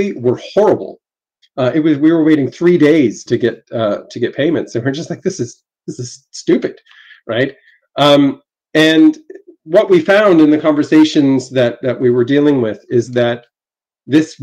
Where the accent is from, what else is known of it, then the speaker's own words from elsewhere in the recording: Canada; I'm Canadian